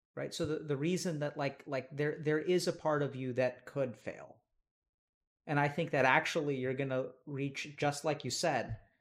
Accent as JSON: {"language": "English", "region": "East Texas", "country": "United States", "tie": "born or raised there", "said": "I grew up in East Texas"}